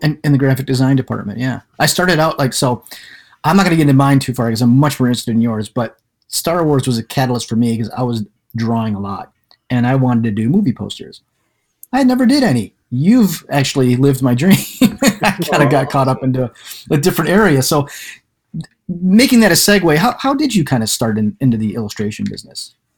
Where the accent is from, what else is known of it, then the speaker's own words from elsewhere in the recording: Livonia, Michigan, United States; I grew up in the Livonian area, so I know the East Side